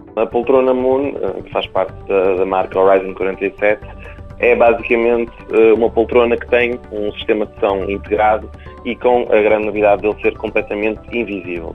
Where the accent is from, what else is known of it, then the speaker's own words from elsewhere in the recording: Paços de Ferreira, Norte, Portugal; eu sou de Passos Ferreira e, portanto, tenho família que trabalha na área.